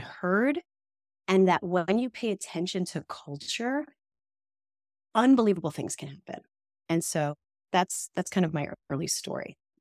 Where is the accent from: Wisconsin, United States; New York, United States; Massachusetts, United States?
New York, United States; accent: New York; I grew up in New York, which people can probably tell from the second they hear me speak, even though I've tried really hard to get rid of that New York vibe